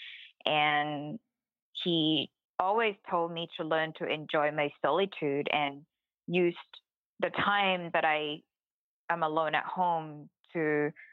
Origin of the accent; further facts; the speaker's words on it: Thailand; I was born in Thailand